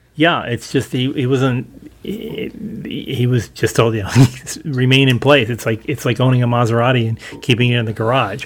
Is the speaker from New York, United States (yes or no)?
yes; Westchester County, New York, United States; also born or lived in New Jersey; I grew up in Westchester, uh, Westchester County, New York